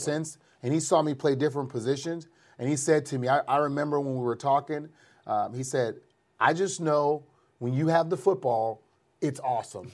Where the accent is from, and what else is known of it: New Orleans, Louisiana, United States; born or raised there